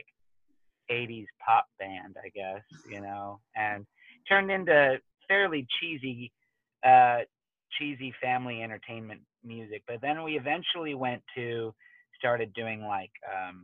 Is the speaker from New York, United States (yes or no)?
no; Tacoma, Washington, United States; I grew up in Tacoma.